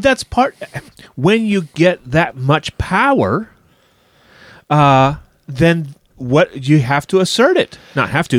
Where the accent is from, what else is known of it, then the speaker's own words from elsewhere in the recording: United States; although I am an American